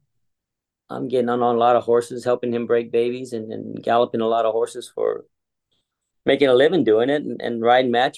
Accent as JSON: {"language": "English", "town": "Dexter", "region": "New Mexico", "country": "United States", "tie": "born or raised there", "moved": "yes", "lives_now": "California, United States", "said": "I grew up in New Mexico on a ranch, a little town outside of Roswell called Dexter"}